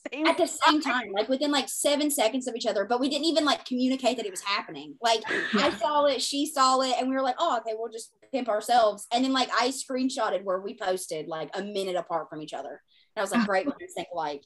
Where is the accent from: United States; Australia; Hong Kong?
United States; the Bible Belt; I come from the Bible Belt